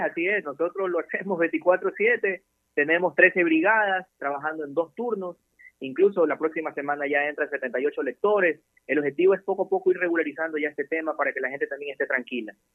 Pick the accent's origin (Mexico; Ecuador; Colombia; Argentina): Ecuador; nosotros como ecuatorianos